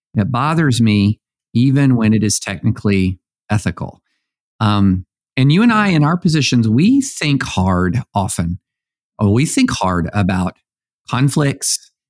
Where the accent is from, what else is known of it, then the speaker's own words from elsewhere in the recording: Tennessee, United States; I'm from Tennessee